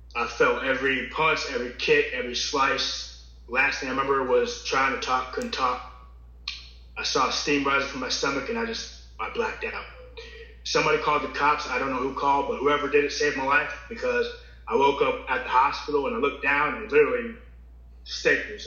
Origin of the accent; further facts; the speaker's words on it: Virginia, United States; I'm from Virginia.